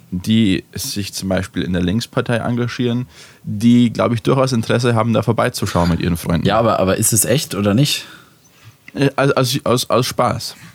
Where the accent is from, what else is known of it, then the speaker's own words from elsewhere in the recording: Bavaria, Germany; wenn ich irgendwo bin in Österreich und sie mich fragen, wo ich her bin, und ich sage aus, aus Deutschland, aus, aus, Bayern, ja, in der Nähe von Braunau, so 15 Minuten mit dem Auto